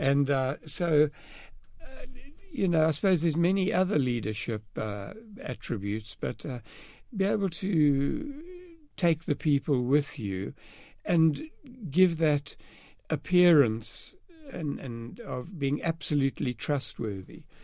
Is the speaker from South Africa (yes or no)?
yes; East London, Eastern Cape, South Africa; also born or lived in Southgate, London, United Kingdom; I was born in Southgate, North London, and grew up in East London, South Africa